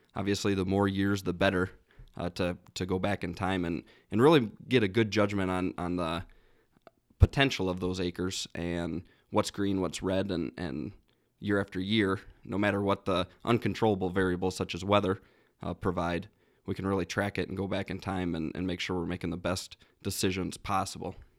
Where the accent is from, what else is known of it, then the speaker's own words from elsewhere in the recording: Worthington, Minnesota, United States; I guess I'm from Southwest Minnesota. I actually grew up about a half mile from the Iowa border